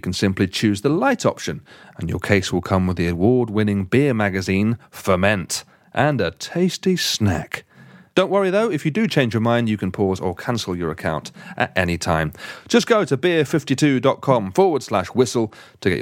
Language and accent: English; Derby, East Midlands, United Kingdom; moved away; God's own country. My hometown, famously.